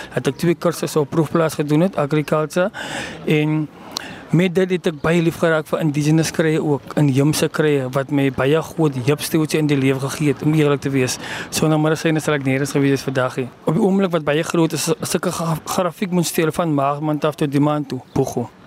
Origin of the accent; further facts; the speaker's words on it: Genadendal, Western Cape, South Africa; ek is van Genadendal